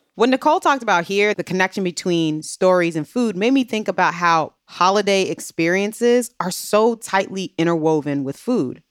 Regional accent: Maryland, United States; I grew up in Maryland.

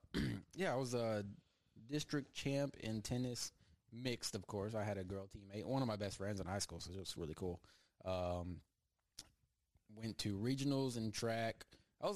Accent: Crawford, Texas, United States; I'm a Crawford Pirate.

